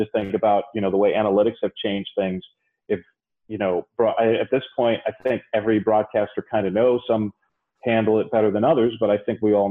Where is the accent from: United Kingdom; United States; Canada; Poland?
United States; New York City, New York; I grew up in the Bronx